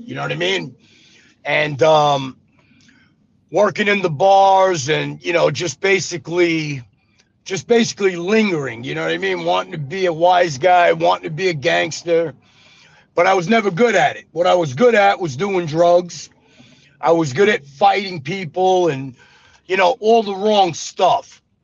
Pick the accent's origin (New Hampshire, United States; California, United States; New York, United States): New York, United States; New York City; moved away as an adult; also born or lived in Las Vegas, Nevada / Arizona; now in Mississippi, United States; I was born in Brooklyn, New York